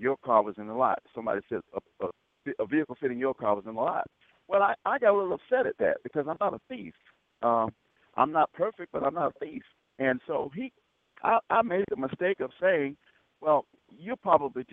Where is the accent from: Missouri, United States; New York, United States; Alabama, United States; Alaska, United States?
Alabama, United States; Selma; In the 60s, I grew up in Selma.